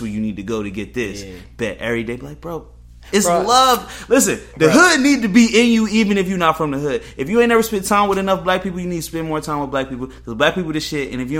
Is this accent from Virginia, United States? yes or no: yes; Northern Virginia, United States; I was raised in Northern Virginia with a mother who made this much money and a grandfather who did this and a grandmother who did that.